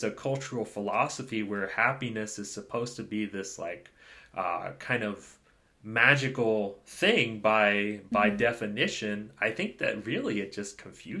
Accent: United States; Being an American, we often don't have health insurance

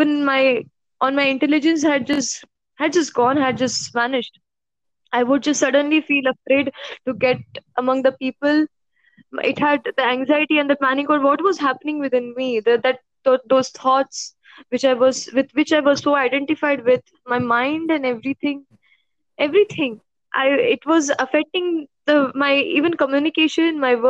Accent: Mumbai, Maharashtra, India; also born or lived in Pune; I'm born and brought up in Mumbai. 18 years of my life

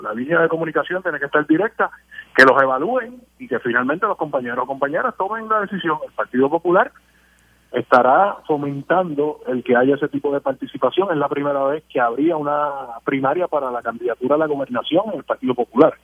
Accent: Orocovis, Puerto Rico; Yo fui presidente de la juventud en mi pueblo Orocó

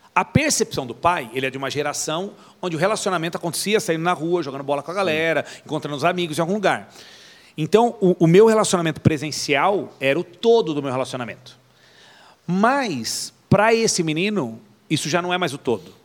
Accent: Atibaia, São Paulo, Brazil; a primeira igreja que eu participei não era IECA, era um ponto de pregação aqui em Atibaia

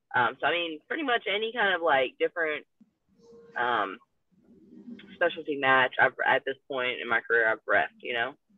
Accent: Louisville, Kentucky, United States; it's in my hometown

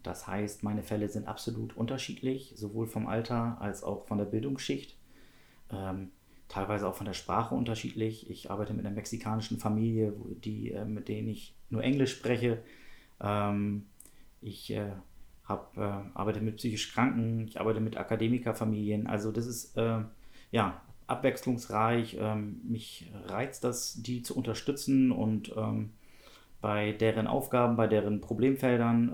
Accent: Schleswig-Holstein, Germany; ich bin in Schleswig-Holstein geboren

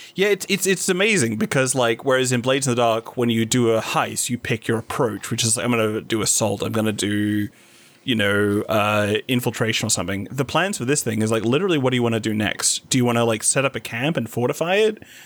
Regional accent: Whitby, Yorkshire and the Humber, United Kingdom; moved away; Whitby, my hometown

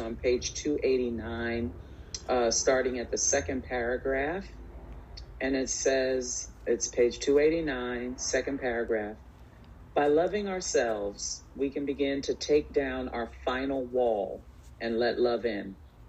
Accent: New York City, New York, United States; also born or lived in Bronx, New York; I'm a New Yorker. I was born in the Bronx. We moved to Queens when I was 7.

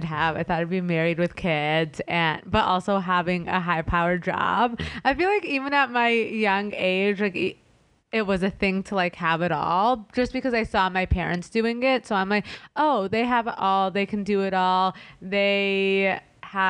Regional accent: Los Angeles, California, United States; I'm an LA native

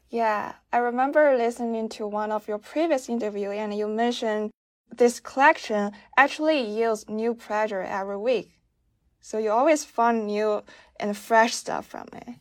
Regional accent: China; I'm from China

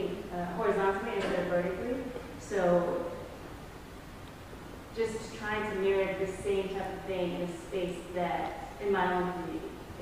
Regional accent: United States; I'm American and I live there currently

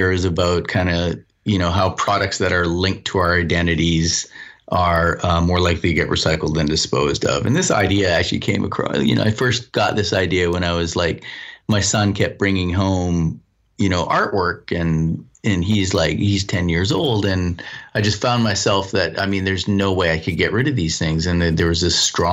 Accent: Vancouver, British Columbia, Canada; also born or lived in New Zealand; I come from Vancouver, British Columbia, I grew up, and I spent a year in New Zealand

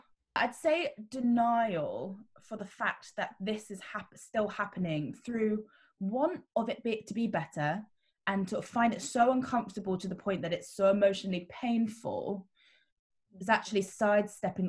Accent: Surrey, South East England, United Kingdom; I grew up in Surrey

